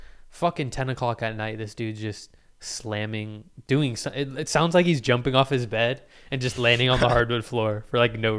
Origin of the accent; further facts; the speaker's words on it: United States; I was born in America and have really no, like, Hispanic culture behind me that much.